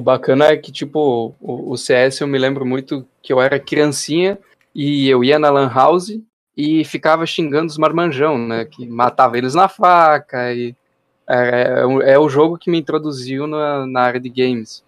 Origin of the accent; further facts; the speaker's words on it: Doutor Ricardo, Rio Grande do Sul, Brazil; Eu sou de Doutor Ricardo, uma cidade muito grande que todo mundo conhece